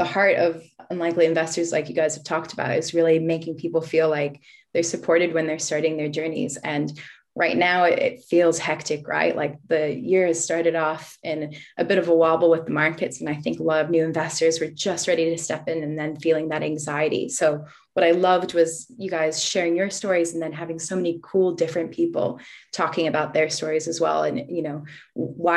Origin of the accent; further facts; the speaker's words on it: Boston, Massachusetts, United States; moved away as an adult; also born or lived in Los Angeles, United States; now in Australia; I come from Boston and I used to live in LA, but now I'm an Aussie citizen as well